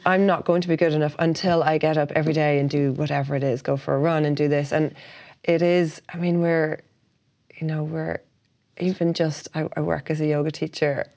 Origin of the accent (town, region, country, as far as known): Ireland; also born or lived in Hong Kong